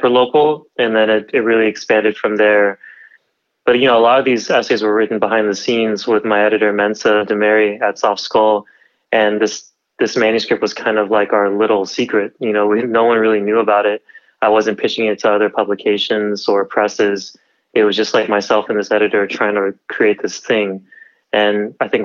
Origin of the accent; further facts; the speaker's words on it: Pomona, California, United States; moved away as an adult; also born or lived in Berkeley, California; now in Oakland, United States; growing up in Pomona, which is very much kind of outcasted in the LA County realm